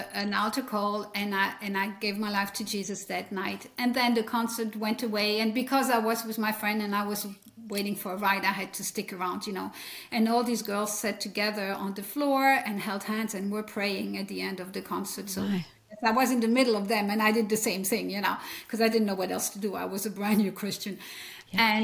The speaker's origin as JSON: {"language": "English", "area": "French-speaking Belgium", "region": "Wallonia", "country": "Belgium", "tie": "born or raised there", "accent": "French", "first_language": "French", "second_language": "English", "moved": "yes", "lives_now": "Leesburg, United States", "said": "I came from the French speaking part of Belgium, and that's what you hear is French in my accent"}